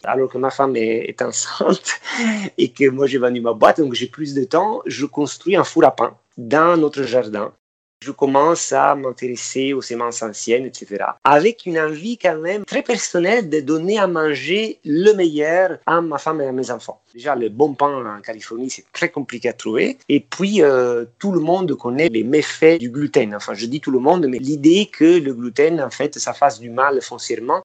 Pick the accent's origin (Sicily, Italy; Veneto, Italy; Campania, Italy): Campania, Italy; Amalfi Coast; now in Paris, France; je suis originaire de la Côte Amalfitaine